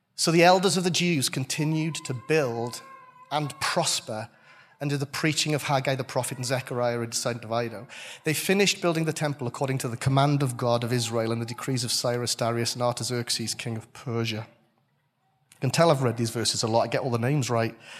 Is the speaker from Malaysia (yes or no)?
no; Welsh, Wales, United Kingdom; I'm Welsh